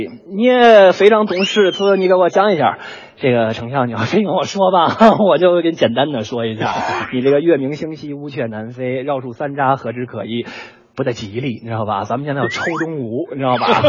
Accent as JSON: {"language": "Chinese", "region": "Beijing", "country": "China", "tie": "born or raised there", "said": "我是北京人，从小生活在北京北城的旧鼓楼大街里"}